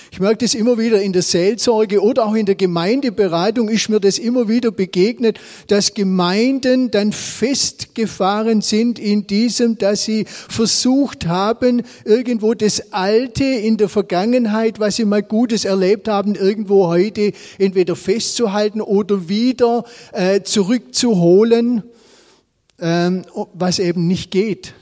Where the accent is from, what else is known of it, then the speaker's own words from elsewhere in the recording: Swabia, Germany; selber als Schwabe